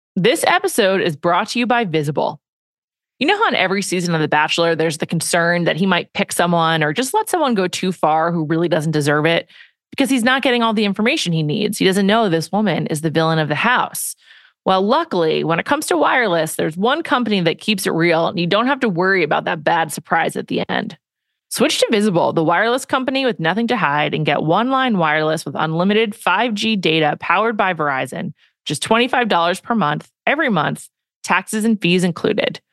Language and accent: English; Northeast, United States; I've grown up with Tic Tacs because I'm from the Northeast